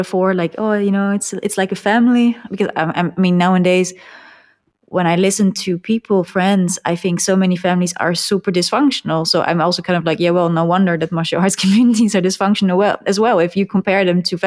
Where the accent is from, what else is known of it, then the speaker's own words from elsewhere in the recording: Netherlands; the Netherlands, like my hometown